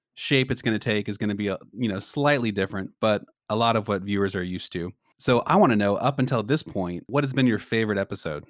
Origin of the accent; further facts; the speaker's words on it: Tulsa, Oklahoma, United States; moved away as an adult; now in Waco, United States; I'm not originally from Waco, so I love Waco, but I'm originally from Tulsa.